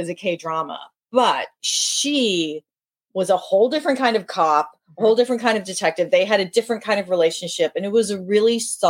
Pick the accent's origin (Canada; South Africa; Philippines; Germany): Philippines; I'm Filipina